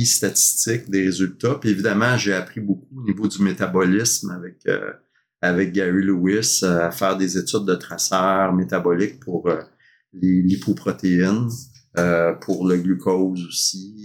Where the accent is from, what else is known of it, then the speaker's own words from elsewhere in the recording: Montreal, Quebec, Canada; moved away as an adult; also born or lived in Sherbrooke; j'ai grandi à Montréal, dans l'est de Montréal